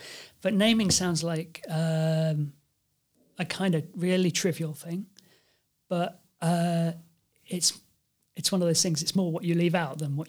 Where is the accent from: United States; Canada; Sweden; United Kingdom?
United Kingdom; And of course, being British, I'm now not an EU citizen, so suddenly I had to get one.